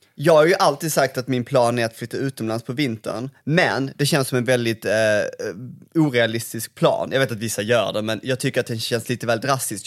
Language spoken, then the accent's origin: Swedish; Malmö, Skåne, Sweden; accent: Scanian; now in Stockholm, Sweden; jag är uppvuxen i Malmö